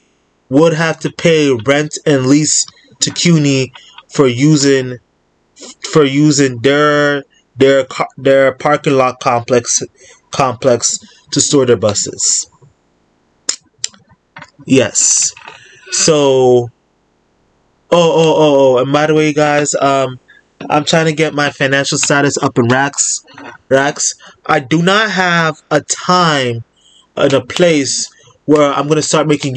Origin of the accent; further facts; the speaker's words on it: New York City, New York, United States; I'm a New Yorker.